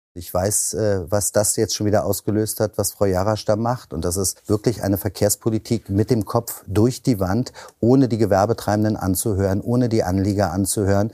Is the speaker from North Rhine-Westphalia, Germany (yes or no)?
no; Berlin, Germany; also born or lived in Brandenburg; als Berliner äh, in Brandenburg gemeldet